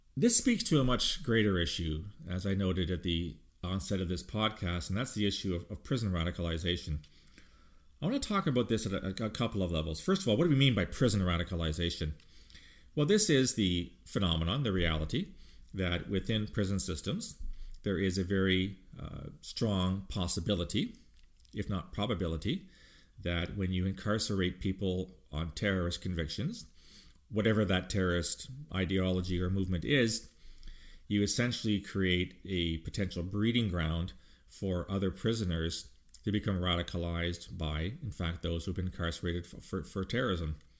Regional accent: Canada; speaking as a Canadian

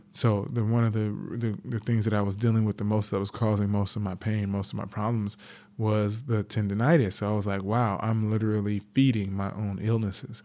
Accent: Los Angeles, California, United States; I grew up in South Central Los Angeles

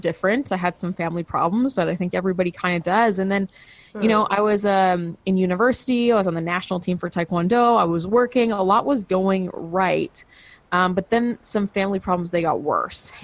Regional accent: Canada; I'm a Canadian

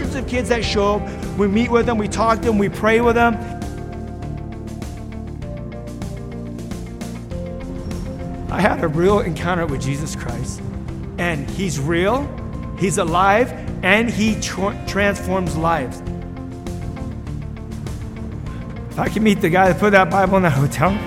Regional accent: Los Angeles, California, United States; I grew up in Los Angeles, California

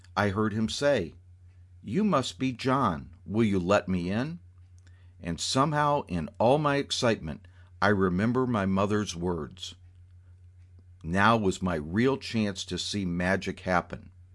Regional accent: Southwest Florida, United States; Growing up in Florida

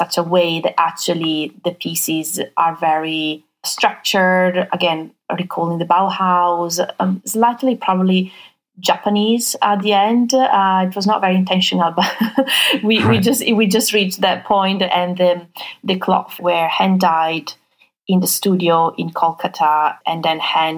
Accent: Venice area, Veneto, Italy; moved away; I grew up in the Venice area in Italy

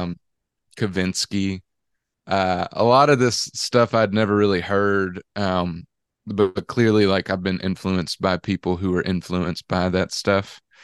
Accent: Dallas, Georgia, United States; being from Dallas, Georgia, I've gotten kind of this fake Texan look my whole life

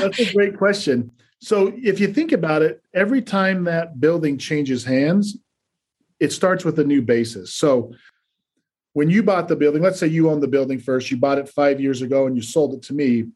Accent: Salt Lake City, Utah, United States; moved away as an adult; also born or lived in New York; I grew up in Salt Lake City, Utah.

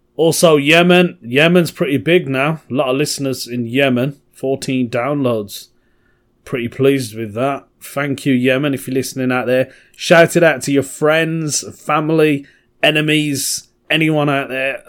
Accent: Birmingham, West Midlands, United Kingdom; from Birmingham, my home, my hometown

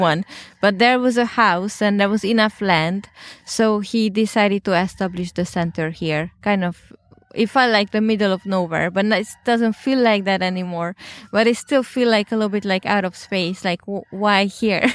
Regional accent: Hungary; moved away; I'm originally from Hungary

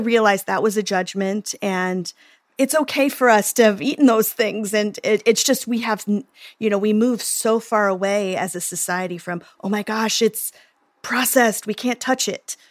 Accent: Oklahoma, United States; I'm from Oklahoma

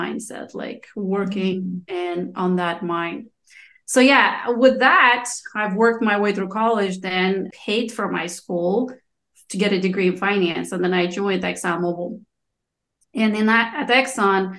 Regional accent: Moldova; first language Romanian; English is a second language; moved away; I'm from Moldova

